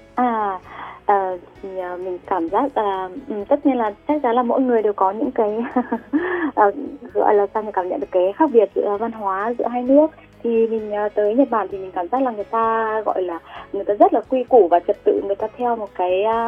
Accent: Nghệ An, Vietnam; moved away as an adult; also born or lived in Shimonoseki, Yamaguchi, Japan; now in Fukuoka, Japan; quê của mình ở Nghệ An và mình đã sang Nhật được à, tầm 7

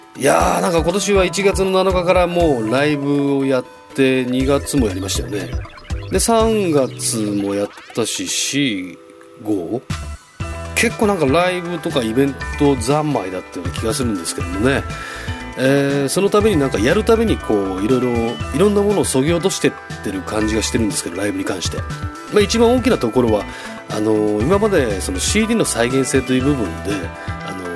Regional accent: Chofu, Tokyo, Japan; 僕の地元調布なんですけども

